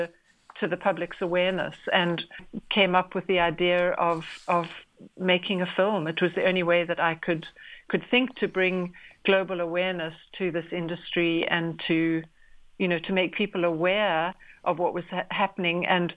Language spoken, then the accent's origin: English; South Africa; even as a South African, I was unaware of the extent of captive lion breeding.